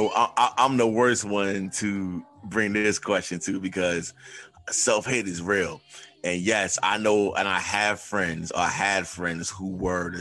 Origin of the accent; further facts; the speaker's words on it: New York City, New York, United States; I'm from New York City.